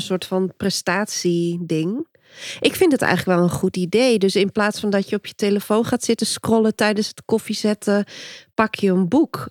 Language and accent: Dutch; Dokkum, Friesland, Netherlands; Ik kom uit Dokkum, Noordoost-Friesland.